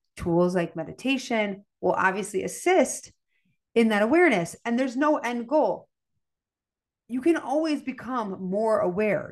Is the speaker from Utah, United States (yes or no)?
no; Chicago, Illinois, United States; I'm from Chicago. I grew up with, you know, a steak, a potato, and a vegetable